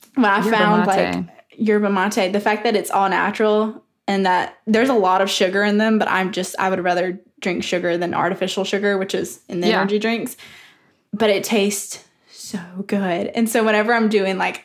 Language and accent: English; the South, United States; accent: Southern; my Southern accent.